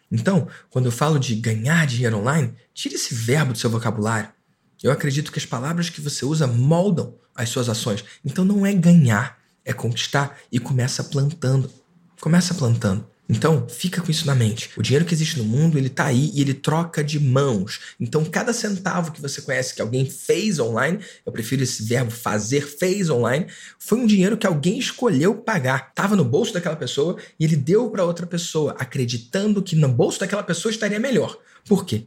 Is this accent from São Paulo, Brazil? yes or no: no; Rio de Janeiro, Brazil; Aqui na minha cidade, eu sou do Rio de Janeiro